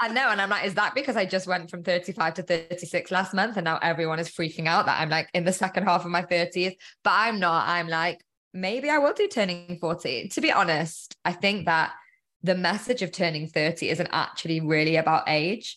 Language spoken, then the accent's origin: English; Manchester, North West England, United Kingdom; moved away as an adult; also born or lived in London; I'm from Manchester